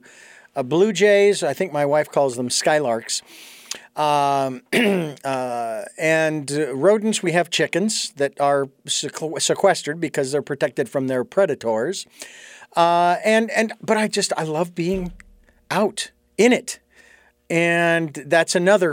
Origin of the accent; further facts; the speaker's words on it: Phoenix, Arizona, United States; moved away; I was born and raised in Phoenix, Arizona